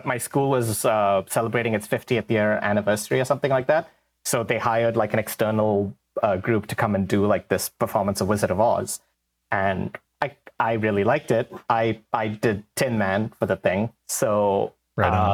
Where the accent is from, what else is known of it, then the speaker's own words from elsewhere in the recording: India; moved away; When I was growing up in India